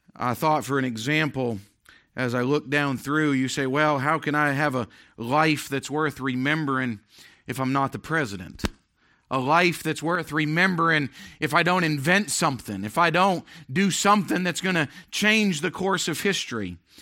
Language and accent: English; United States; I want to be remembered as being an American